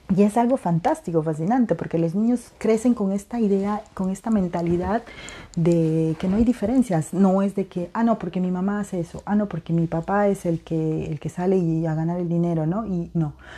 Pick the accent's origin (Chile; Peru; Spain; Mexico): Peru; now in Europe; en mi país de nacimiento, en Perú